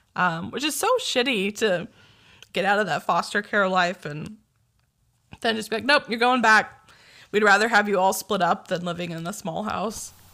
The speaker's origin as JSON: {"language": "English", "town": "Sanger", "region": "California", "country": "United States", "tie": "born or raised there", "said": "Sanger shout out"}